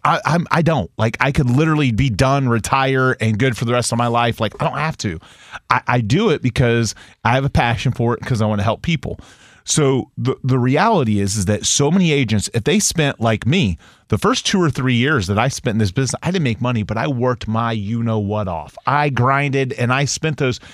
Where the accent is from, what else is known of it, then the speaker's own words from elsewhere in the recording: United States; I'm an American. I'm a patriot